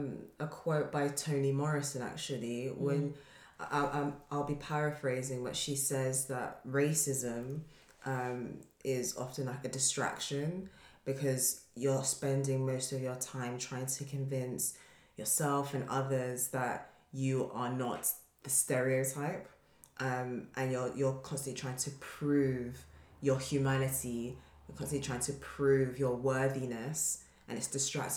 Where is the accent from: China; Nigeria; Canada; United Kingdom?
Nigeria; speaking as Nigerians